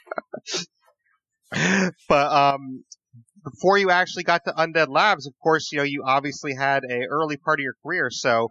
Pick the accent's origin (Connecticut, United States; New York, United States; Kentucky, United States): New York, United States; Plattsburgh; born or raised there